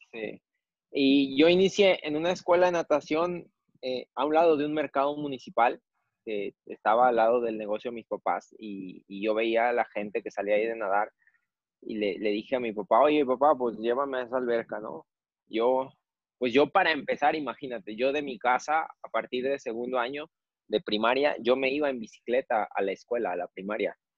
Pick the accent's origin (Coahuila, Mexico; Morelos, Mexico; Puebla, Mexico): Morelos, Mexico; Jojutla; mi pueblo